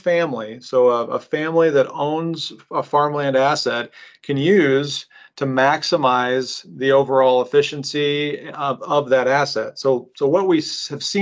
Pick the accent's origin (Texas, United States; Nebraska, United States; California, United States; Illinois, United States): Nebraska, United States; Omaha; born and raised in Omaha